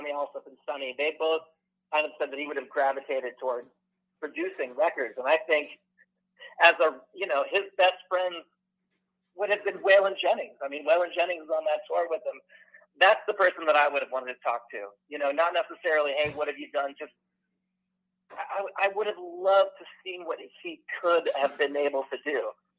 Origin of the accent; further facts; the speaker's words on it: Ireland; I'm the Irish guy with the weird name.